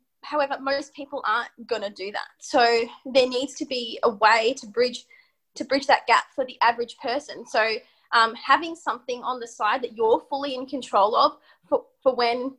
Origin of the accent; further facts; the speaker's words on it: Melbourne, Victoria, Australia; I grew up in Melbourne